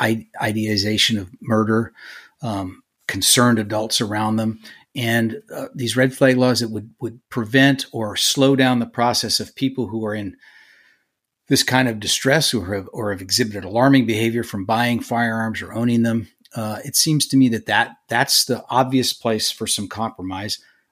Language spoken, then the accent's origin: English; California, United States; California, my home state, which has much tougher gun laws than Texas